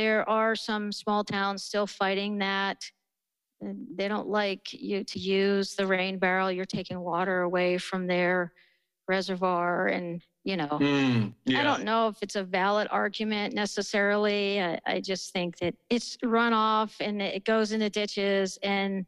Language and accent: English; outside of Philadelphia, Pennsylvania, United States; now in Colorado, United States; I grew up outside of Philly